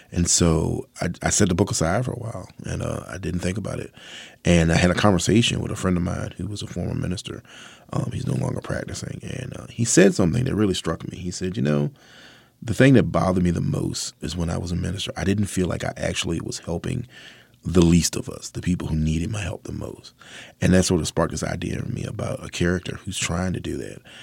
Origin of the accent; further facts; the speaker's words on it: Mathews County, Virginia, United States; I'm a southerner, born and bred. I was raised in Virginia. I was born in Matthews County.